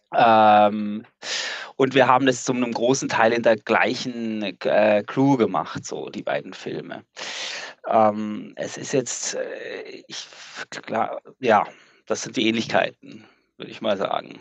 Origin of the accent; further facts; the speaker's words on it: Switzerland; Ich bin Schweizer, ich äh, kenne die Schweizer Berge gut